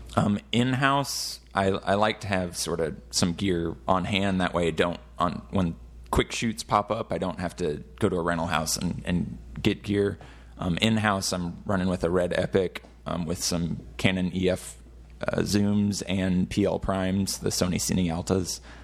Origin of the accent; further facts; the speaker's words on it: Fort Worth, Texas, United States; I'm actually from Fort Worth